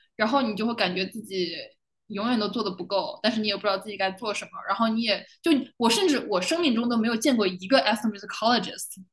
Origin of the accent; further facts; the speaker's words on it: China; moved away as an adult; 我反正从小都是在东亚，在中国就是，you know，Chinese public education 嘛